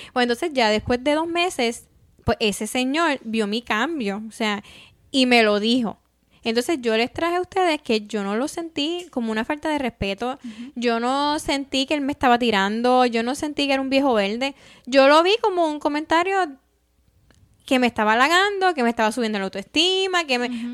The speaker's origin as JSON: {"language": "Spanish", "country": "Puerto Rico", "moved": "as an adult", "lives_now": "United States", "said": "nosotros somos de Puerto Rico"}